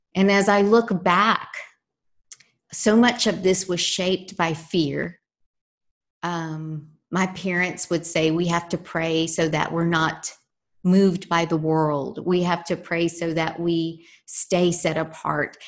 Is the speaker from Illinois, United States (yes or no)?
no; San Antonio, Texas, United States; I grew up here in San Antonio, Texas. Uh, I am a very proud Texan.